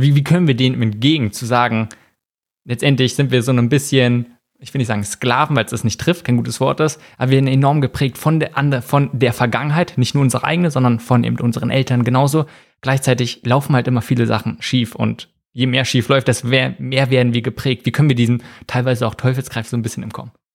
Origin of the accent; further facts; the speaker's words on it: Germany; bei uns in Deutschland